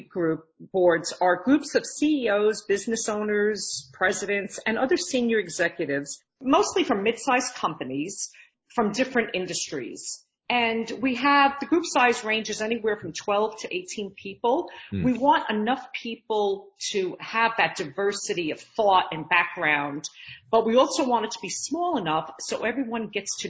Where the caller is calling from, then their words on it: Central Valley, New York, United States; I am calling in from Central Valley, New York.